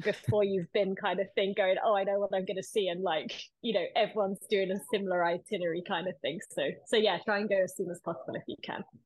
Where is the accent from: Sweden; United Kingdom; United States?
United Kingdom; we're both British